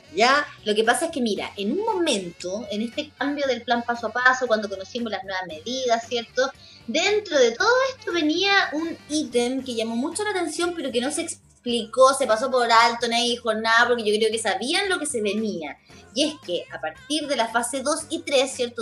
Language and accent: Spanish; Chile; todas las injusticias sociales que nosotros ah, hemos encontrado en nuestro país